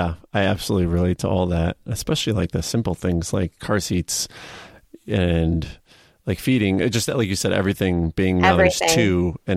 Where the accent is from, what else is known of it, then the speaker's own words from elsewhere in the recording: Buffalo Grove, Illinois, United States; I'm from Buffalo Grove, which is right in that same general area.